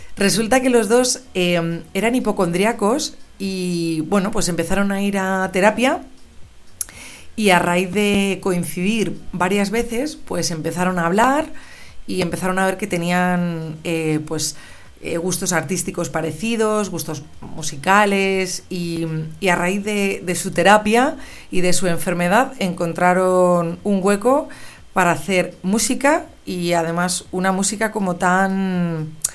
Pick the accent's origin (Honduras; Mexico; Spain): Spain; Madrid, Community of Madrid; moved away as an adult; also born or lived in London; estar grabando desde mi ciudad natal ya que he regresado de Londres hace unas semanas y, estoy aquí en Madrid